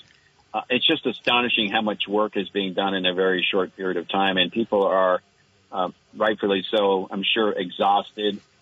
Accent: Cabot, Vermont, United States; my hometown of Cabot

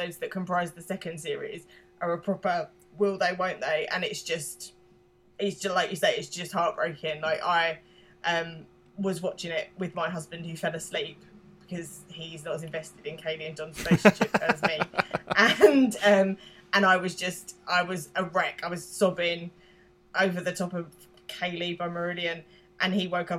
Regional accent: London, United Kingdom; accent: London; I'm British, I'm the British half of this. I'm from East London

